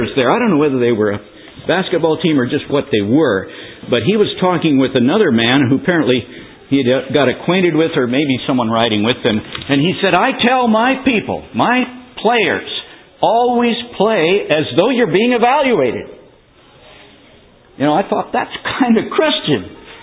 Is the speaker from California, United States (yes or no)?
yes; California, United States; I was from California